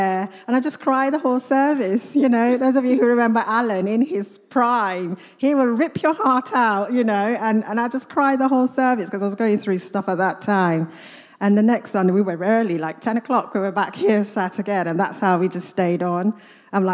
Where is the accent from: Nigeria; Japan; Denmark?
Nigeria; Kaduna, Kaduna State; also born or lived in Katsina, Nigeria / United States; now in Luton, United Kingdom; I'm Nigerian. I grew up in a city called Kaduna in northern Nigeria.